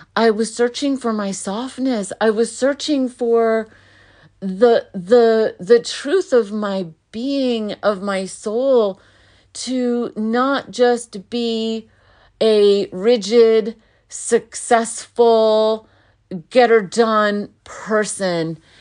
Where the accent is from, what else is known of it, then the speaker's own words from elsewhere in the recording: United States; I was born in America